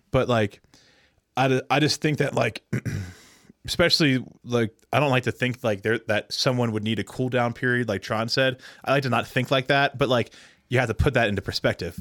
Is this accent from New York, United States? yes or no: no; Pennsylvania, United States; I'm from Pennsylvania